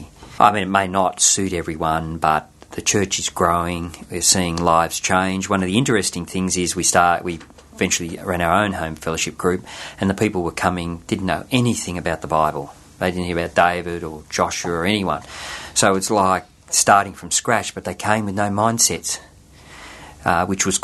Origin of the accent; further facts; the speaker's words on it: Sydney, New South Wales, Australia; I was born in Blacktown in Sydney